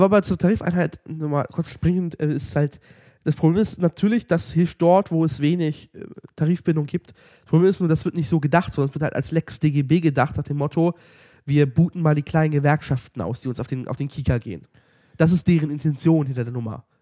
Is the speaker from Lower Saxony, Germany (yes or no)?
yes; Lower Saxony, Germany; wir kommen ja aus Niedersachsen